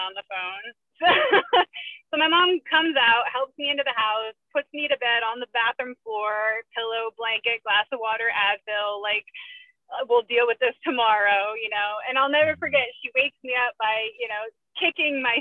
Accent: Connecticut, United States; I grew up in Connecticut

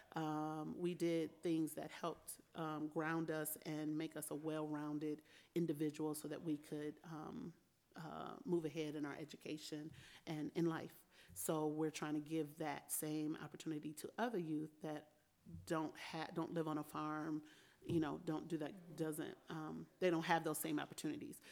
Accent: Albion, Michigan, United States; I was born and raised here in Albion uh, at Albion Community Hospital

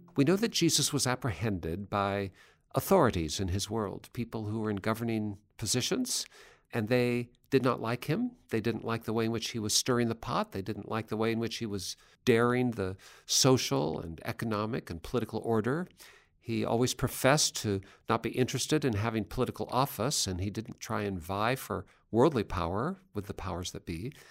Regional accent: Seattle, Washington, United States; my hometown of Seattle

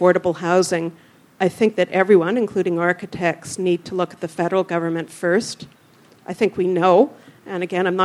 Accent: Canada; now in Melbourne, Australia; I'm from Canada

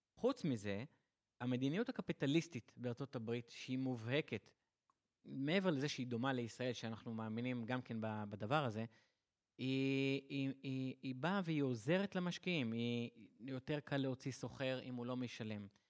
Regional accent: Israel

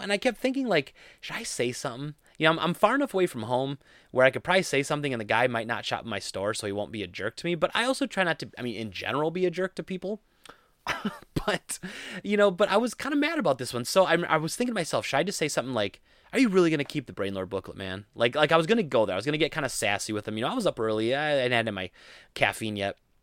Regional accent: Rochelle, central Wisconsin, United States; I grew up in Rochelle, uh, and that's where my family still lives

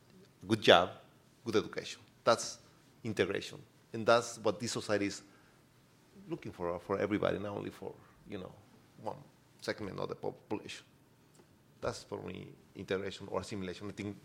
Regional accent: Mexico; now in United States; I'll define myself a binational citizen because I love America. But at the same time, I love Mexico. And being binational means I'm a good American, but at the same time, I'm a good Mexican citizen.

